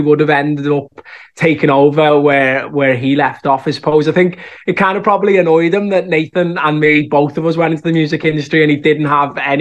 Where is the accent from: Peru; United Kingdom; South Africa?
United Kingdom; Liverpool, North West England; accent: Scouse; moved away as an adult; now in Dublin, Ireland; I think the Scouse accent is so strong that it's always something that'll stick with me